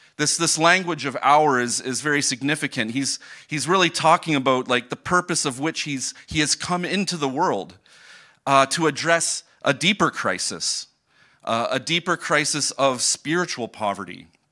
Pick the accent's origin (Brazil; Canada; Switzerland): Canada; Port Rowan, Ontario; moved away as an adult; now in Germany; I grew up in Port Rowan, just an, uh, twenty minutes from here